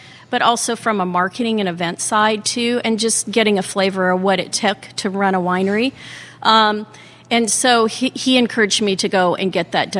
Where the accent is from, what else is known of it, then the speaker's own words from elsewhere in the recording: Hawaii, United States; moved away as an adult; also born or lived in Oregon; now in Seattle, United States; I grew up in Hawaii